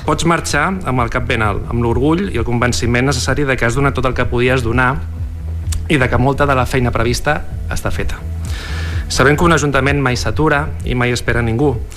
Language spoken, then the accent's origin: Catalan; Lloret de Mar, Catalonia, Spain; la ciutat on vas néixer